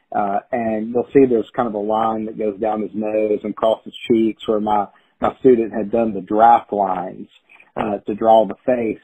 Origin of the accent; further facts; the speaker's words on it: Chattanooga, Tennessee, United States; a writers group here in my hometown of Chattanooga